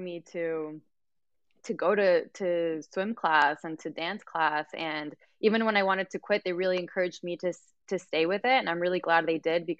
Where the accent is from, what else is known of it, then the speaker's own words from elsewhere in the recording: Mexico City, Mexico; also born or lived in United States; I was born in Mexico, but we always spoke in Spanish at home. It was really, it was more of the culture shock, even though I grew up in a Mexican household. It's very different when you're actually living in Mexico